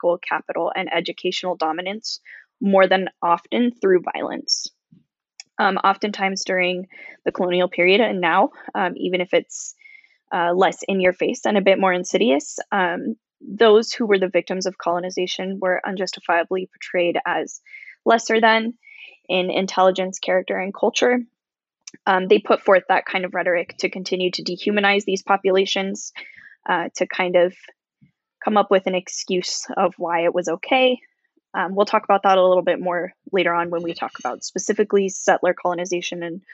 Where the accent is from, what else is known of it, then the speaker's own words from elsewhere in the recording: United States; I am American